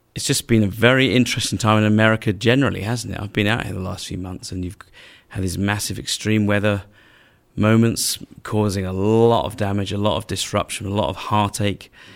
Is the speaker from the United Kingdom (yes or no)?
yes; England, United Kingdom; as an English man